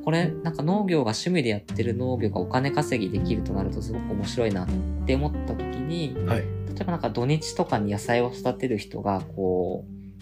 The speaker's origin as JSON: {"language": "Japanese", "region": "Kumamoto", "country": "Japan", "tie": "born or raised there", "moved": "yes", "lives_now": "Tokyo, Japan", "said": "自分が熊本出身っていうところもあって今東京にいる"}